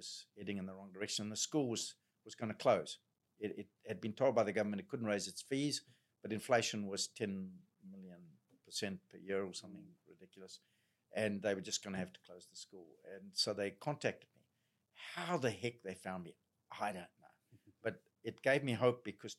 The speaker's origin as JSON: {"language": "English", "country": "Zimbabwe", "moved": "yes", "said": "they hear my accent, oh, you're from South Africa. I'm Zimbabwean"}